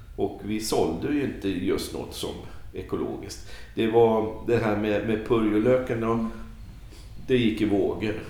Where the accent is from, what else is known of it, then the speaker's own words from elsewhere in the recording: Stockholm, Stockholm County, Sweden; moved away; also born or lived in Värnamo; jag är stockholmare